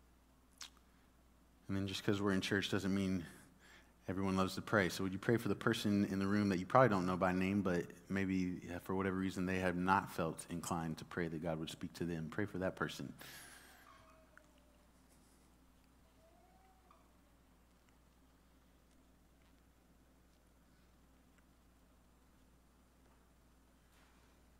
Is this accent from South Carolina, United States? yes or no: no; Dallas, Texas, United States; I grew up in Dallas